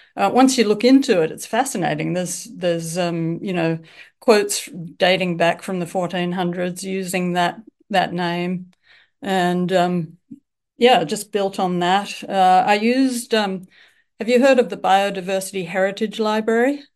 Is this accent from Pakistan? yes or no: no; Australia; accent: Australian; also born or lived in Melbourne, Australia / Japan / Seattle, United States; I'm from Australia, as you can tell from my accent. I live in Melbourne.